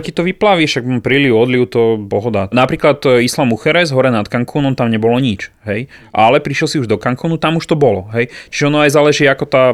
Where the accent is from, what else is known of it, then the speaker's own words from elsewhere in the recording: Žilina, Žilina Region, Slovakia; u nás v Žiline